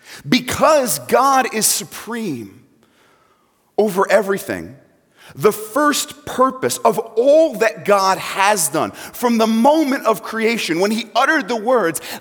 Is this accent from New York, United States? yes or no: yes; New York, United States; moved away; I'm not from Central Assembly originally. I'm from New York. So if I say things funny, you know why